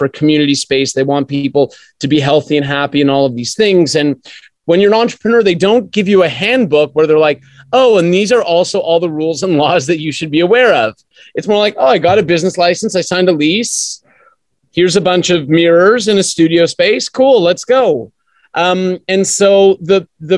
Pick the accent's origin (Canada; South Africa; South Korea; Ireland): Canada; moved away as an adult; also born or lived in Australia; Well, I was born in Canada. Yes, I am Canadian.